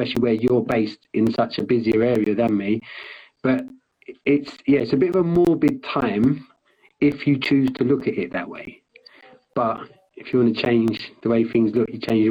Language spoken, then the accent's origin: English; London, United Kingdom; where I grew up in London